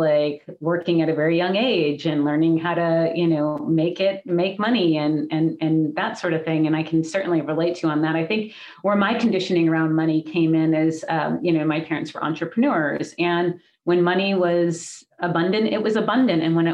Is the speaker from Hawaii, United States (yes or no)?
yes; Hawaii, United States; my childhood and growing up in Hawaii, it was beautiful